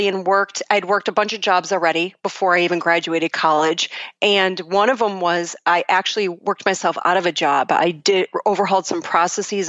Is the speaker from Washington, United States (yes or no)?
no; Buffalo, New York, United States; I'm originally from Buffalo, New York, actually a suburb of Buffalo, and I was born into a family of educators.